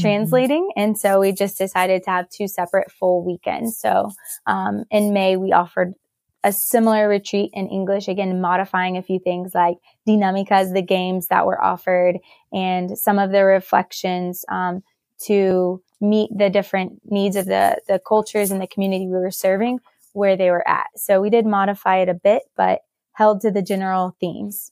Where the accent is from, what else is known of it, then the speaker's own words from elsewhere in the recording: Knoxville, Tennessee, United States; I am originally from Knoxville, so born and raised